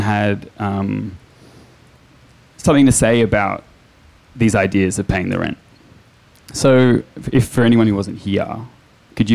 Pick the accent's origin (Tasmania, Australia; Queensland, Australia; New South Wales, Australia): New South Wales, Australia; Sydney; I grew up in Redfern. I grew up on the block.